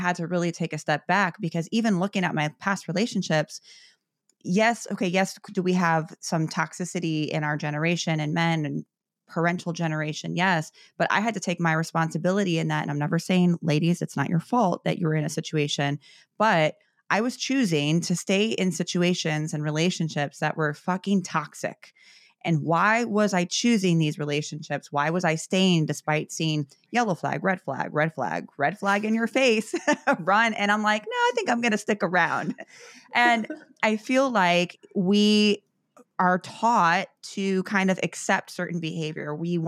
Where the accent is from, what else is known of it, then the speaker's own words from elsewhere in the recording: Chicago, Illinois, United States; when I look at my upbringing, you know, growing up in Chicago, I was very similar and had a very chaotic household.